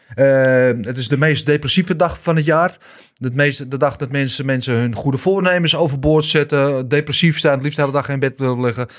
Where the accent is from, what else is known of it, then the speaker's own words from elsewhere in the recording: Netherlands; wij zijn Nederlanders